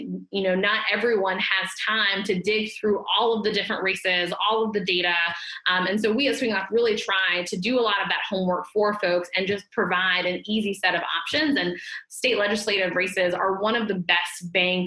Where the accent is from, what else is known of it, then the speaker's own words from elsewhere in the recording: the South, United States; I am a Democrat from the South